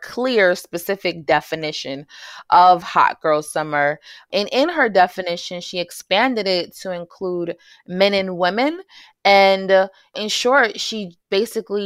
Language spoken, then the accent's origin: English; New York City, New York, United States; moved away as an adult; now in North Carolina, United States; I grew up in New York City, in Jamaica, Queens, New York, and came to North Carolina to pursue my master's degree